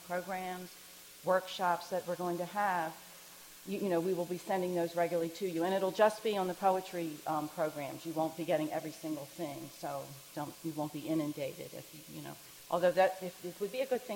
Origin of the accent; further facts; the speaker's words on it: Baltimore, Maryland, United States; I grew up in Baltimore